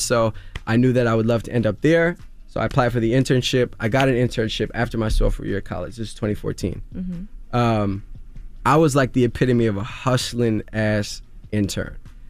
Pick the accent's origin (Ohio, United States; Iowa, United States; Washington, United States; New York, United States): New York, United States; Queens; Growing up in Queens, like a lot of people thought I was going to be this next big basketball star.